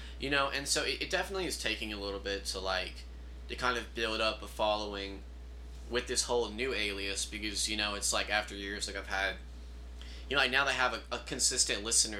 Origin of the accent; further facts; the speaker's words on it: Mobile, Alabama, United States; moved away; I'm from Mobile, Alabama.